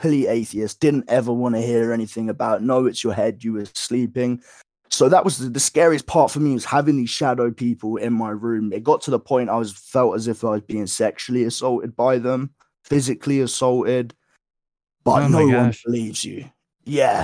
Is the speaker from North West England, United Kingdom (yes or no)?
no; Woking, South East England, United Kingdom; moved away; I grew up not only in Woking